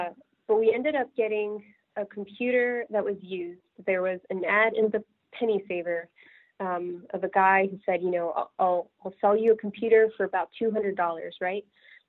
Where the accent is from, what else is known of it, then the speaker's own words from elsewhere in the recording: California, United States; And I grew up in California, but I had no idea that Apple was just, you know, a 6 or 7 hour drive away.